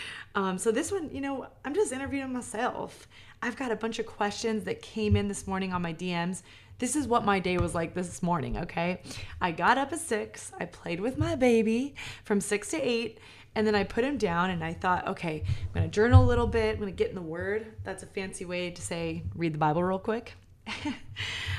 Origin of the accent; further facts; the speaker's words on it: New York, United States; I'm a New Yorker